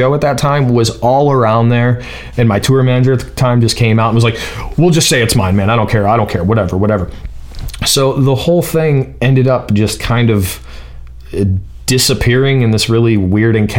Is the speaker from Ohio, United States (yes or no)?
yes; Ohio, United States; I'm from Ohio.